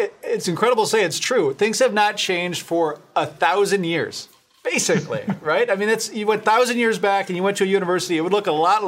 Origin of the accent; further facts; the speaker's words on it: Grand Rapids, Michigan, United States; I was from Grand Rapids. I benefited from this kind of an education from a great program in Grand Rapids, Stepping